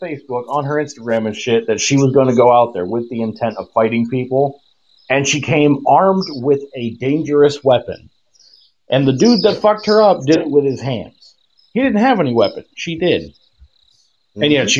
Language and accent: English; South Dakota, United States; now in California, United States; my hometown in South Dakota